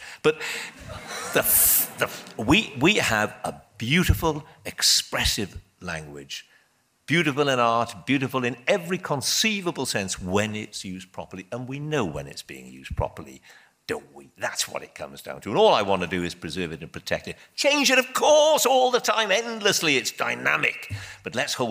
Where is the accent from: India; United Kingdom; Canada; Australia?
United Kingdom; Wales; I'm Welsh